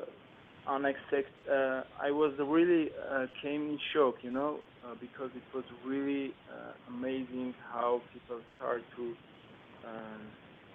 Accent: Armenia; moved away as an adult; I born in Armenia and raised in my home country of Armenia

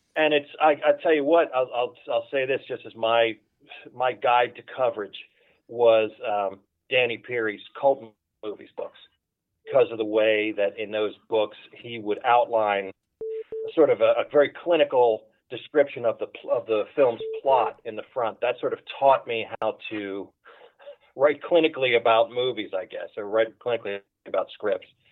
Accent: Philadelphia, Pennsylvania, United States; moved away as an adult; now in Los Angeles, United States; I was born and raised in Philadelphia

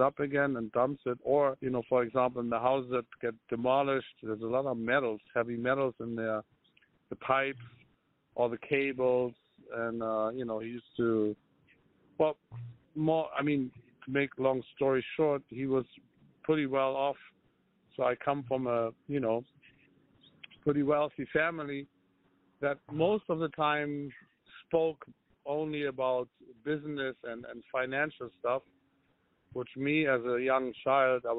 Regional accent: Lübeck, Schleswig-Holstein, Germany; moved away; I was born in Germany, but where in Germany? In a small, I mean not small, but medium-sized city called Lübeck

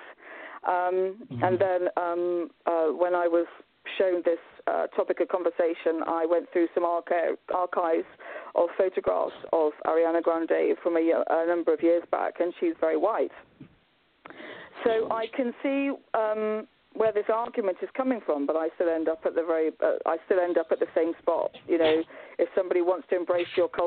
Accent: United Kingdom; I'm British

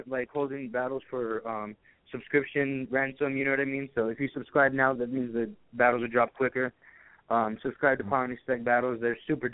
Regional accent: Arizona, United States; I'm from Arizona

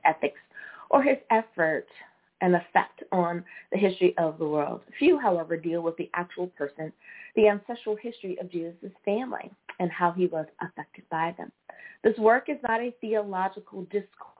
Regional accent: United States; my home country, the good old U.S. of A.

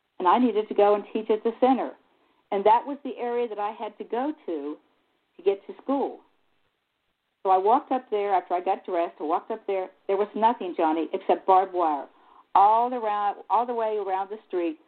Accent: United States; also born or lived in Egypt

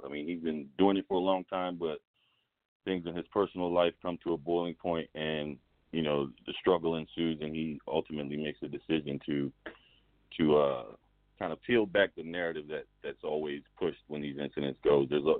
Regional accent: Baltimore, Maryland, United States; You know, I grew up in Baltimore

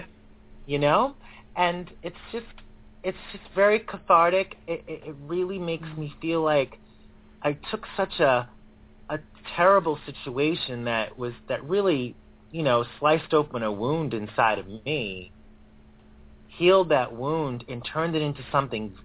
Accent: Boston, Massachusetts, United States; my hometown city

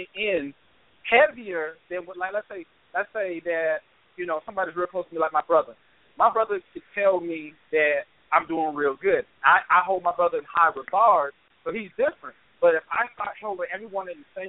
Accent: Charleston, United States; when I was growing up in Charleston

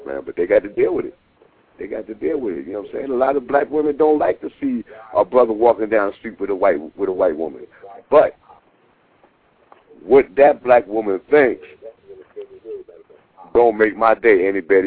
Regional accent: New York, United States; moved away; I'm from the East Coast. I'm from New York

